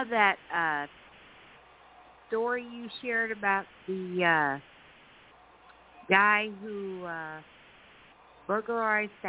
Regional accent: near St. Louis, Missouri, United States; hometown near uh, St. Louis

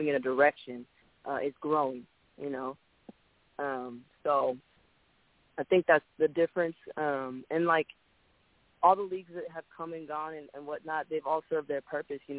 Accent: Seattle, Washington, United States; also born or lived in Chicago; now in Texas, United States; I'm from Seattle, Washington.

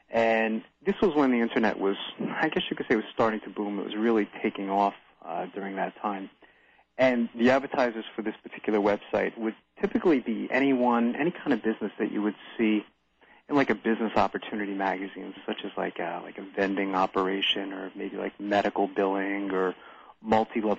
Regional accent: New Jersey, United States; moved away as an adult; also born or lived in New York; now in Williams Township, United States; I've been from New Jersey most of my life and lived in New York for a little while as well

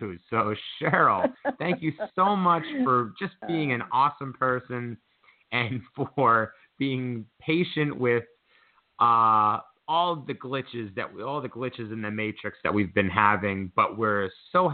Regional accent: Pennsylvania, United States; I am from Pennsylvania

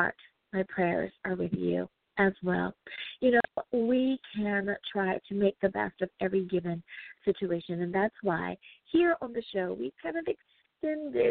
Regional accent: United States; the good old U.S. of A. Woohoo! My home country

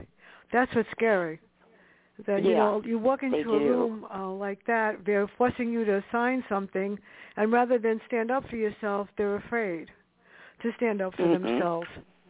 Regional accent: New York City, New York, United States; growing up where I did in the South Bronx

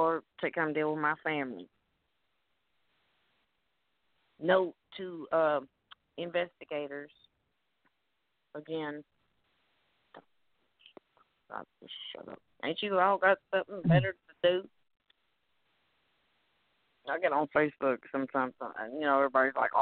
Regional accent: Bowling Green, Kentucky, United States; I'm from Bowling Green, Kentucky

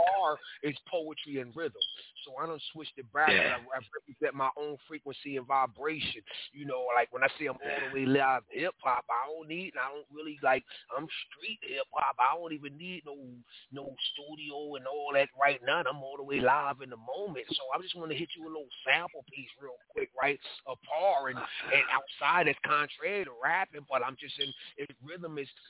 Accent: Philadelphia, Pennsylvania, United States; now in Pittsburgh, United States; I'm from Phili. So I'm like, I live in Pittsburgh right now, but I'm from Philadelphia

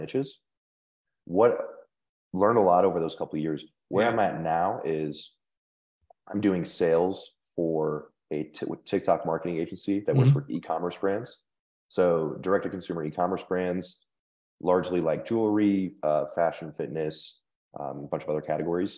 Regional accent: Indiana, United States; moved away as an adult; now in Denver, United States; I'm from Indiana, grew up a Purdue fan

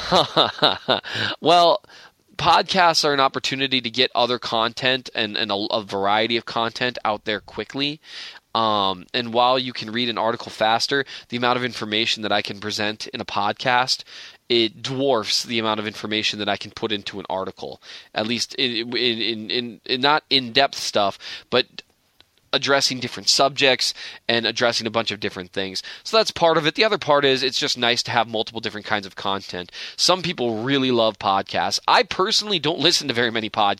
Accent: Minnesota, United States; I'm from Minnesota

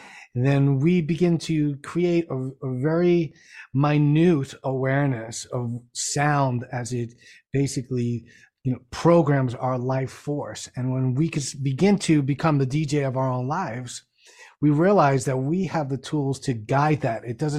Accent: New York City, New York, United States; my friends that I grew up with in the Bronx, and I grew up in New York City

